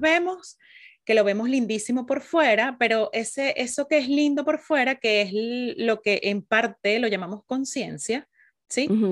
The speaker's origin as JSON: {"language": "Spanish", "country": "Venezuela", "moved": "yes", "lives_now": "Chile", "said": "las dos somos venezolanas, sí, nos venimos a conocer muy en profundidad aquí en Chile"}